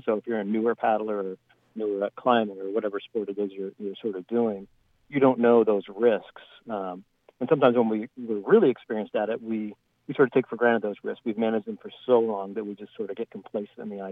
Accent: Canada; I'm Canadian

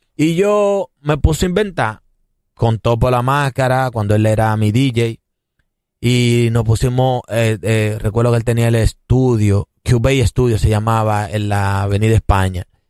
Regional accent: San Pedro de Macorís, Dominican Republic; now in Santo Domingo, Dominican Republic; yo soy de San Pedro de Macorís y vine para la capital

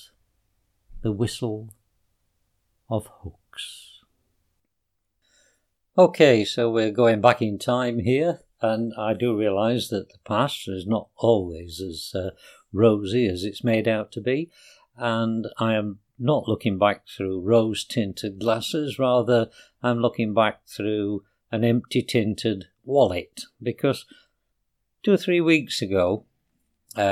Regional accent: Yorkshire and the Humber, United Kingdom; in South Yorkshire we have something called Pride

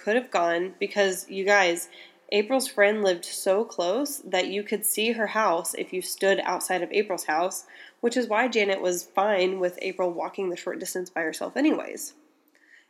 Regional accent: Indiana, United States; Indiana, my home state

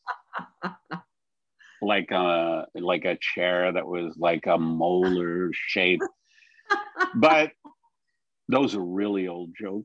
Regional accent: New York City, New York, United States; I was born in Brooklyn

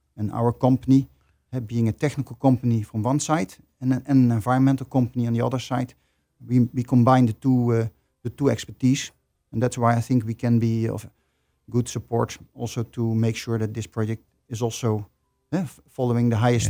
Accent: Netherlands; I'm from the Netherlands.

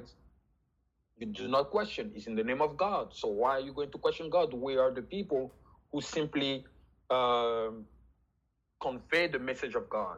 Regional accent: Abidjan, Côte d’Ivoire; first language French; English is a second language; moved away as an adult; now in Chicago, United States; I was born and raised in Cote d'Ivoire, so Ivory Coast, in 1990 in Abidjan. I speak French as my first language.

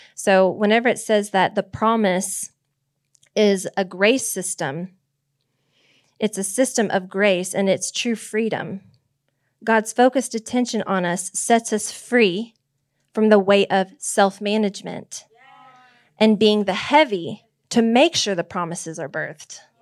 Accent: Nebraska, United States; I was born in Nebraska.

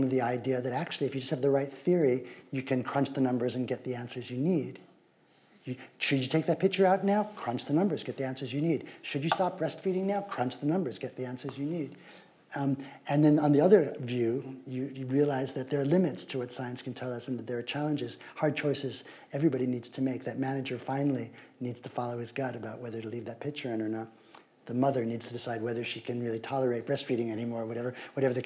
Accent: New York City, New York, United States; I grew up in Greenwich Village to kind of hippie radical outsiders who hated baseball and everything conventional

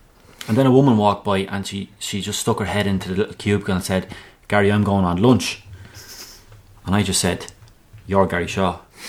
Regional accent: Newbridge, Leinster, Ireland; I'm from Newbridge

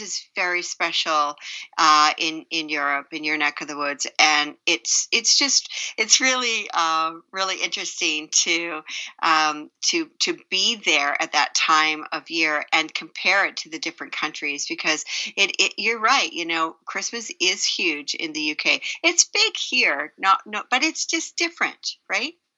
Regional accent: Canada; now in United States; I'm Canadian

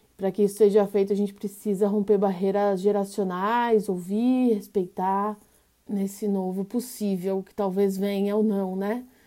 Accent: São Paulo, Brazil; nascida e criada na Zona Sul de São Paulo, extremo sul, colônia, Aparelheiros, uma região rural periférica

